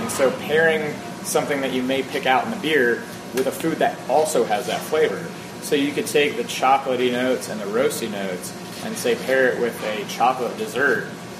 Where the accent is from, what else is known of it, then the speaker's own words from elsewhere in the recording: right outside of Philadelphia, New Jersey, United States; So I'm from South Philadelphia, or South Jersey, right outside of Philadelphia. Right. My parents grew up there. I went to high school in Philadelphia.